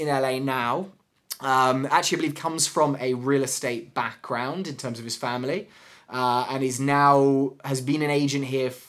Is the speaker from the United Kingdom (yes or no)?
yes; England, United Kingdom; now in United States; I'm really worried that my accent's gonna go. {S1} No. {S0} You know what I mean? Like 10 years from now, and I've been surrounded by Americans